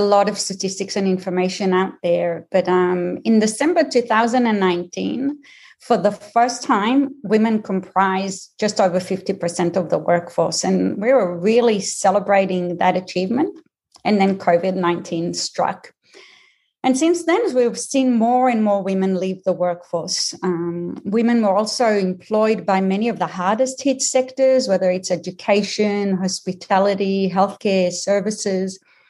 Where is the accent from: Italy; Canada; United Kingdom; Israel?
Israel; also born or lived in Australia / United States; now in Boston, United States; Well, I'll tell you straight off so that people don't spend time just trying to work out my accent, is that I am Israeli, Australian, and American, and I've lived in the Boston area for the last 20 years.